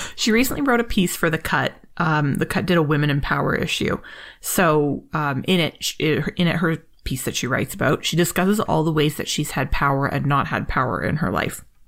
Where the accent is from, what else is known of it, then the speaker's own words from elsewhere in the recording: Toronto, Ontario, Canada; Canadian, and we're both from Toronto